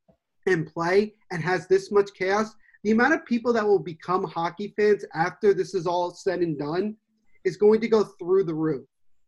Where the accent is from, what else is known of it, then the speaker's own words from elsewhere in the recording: New Jersey, United States; accent: Jersey; I'm from Jersey, and everybody says, ooh, you got that accent.